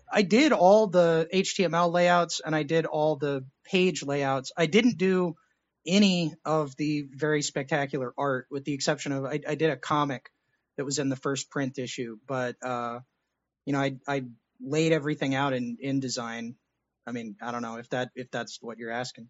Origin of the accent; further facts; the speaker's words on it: Texas, United States; I was born in Texas